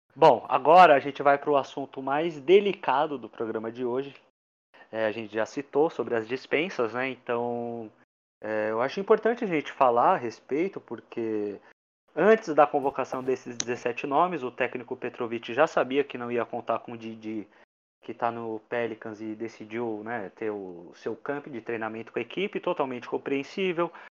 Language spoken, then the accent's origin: Portuguese; Brazil; sou brasileiro